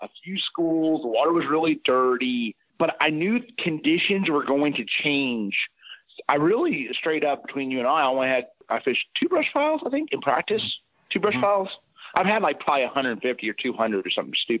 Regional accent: Indianapolis, Indiana, United States; I grew up in Indianapolis, Indiana

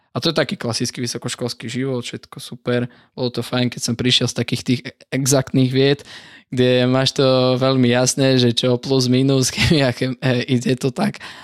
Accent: Dubovica, Prešov Region, Slovakia; pochádzam z východu, z Dubovice, to je taká dedinka pri Lipanoch v okrese Sabinov

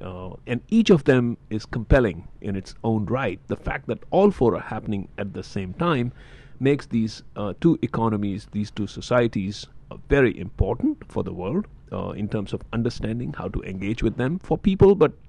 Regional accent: India; I'm from India.

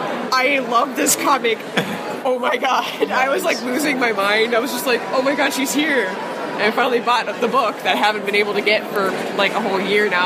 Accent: the South, United States; I'm from the South.

